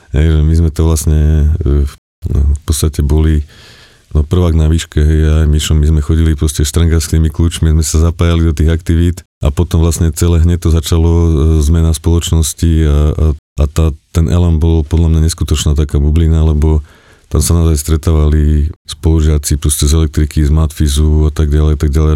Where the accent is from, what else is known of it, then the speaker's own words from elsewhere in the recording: Čadca, Žilina Region, Slovakia; moved away; pochádzam z Kisúc, z Čace